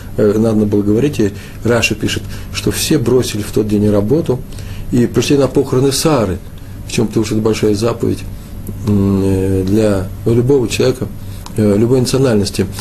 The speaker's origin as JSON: {"language": "Russian", "country": "Russia", "said": "по моему выговору, э, быстро, быстро определил, что, может, я сам сказал, что я из России"}